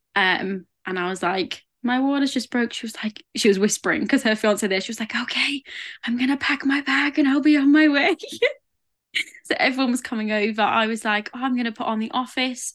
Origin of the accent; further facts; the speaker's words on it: England, United Kingdom; I am English